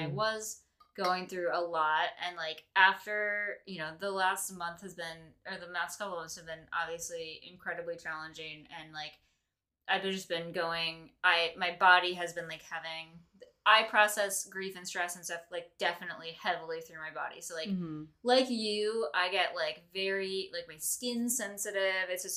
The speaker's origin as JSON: {"language": "English", "area": "Lake Michigan", "region": "Midwest", "country": "United States", "tie": "born or raised there", "said": "we grew up in Lake Michigan"}